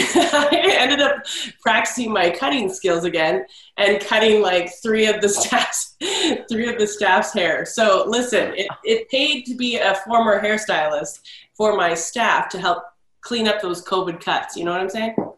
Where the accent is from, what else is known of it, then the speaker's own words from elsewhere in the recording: Canada; I'm Canadian